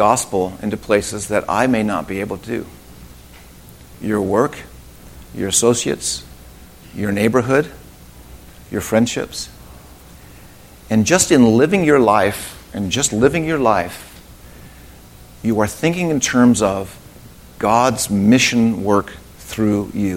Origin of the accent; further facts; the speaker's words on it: United States; I'm an American